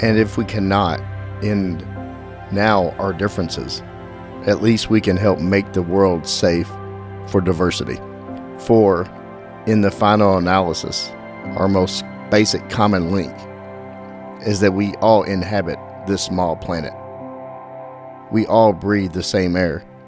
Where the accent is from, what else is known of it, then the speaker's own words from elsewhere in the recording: Dallas, Texas, United States; growing up in Dallas, I grew up, grew up in the Oak Cliff area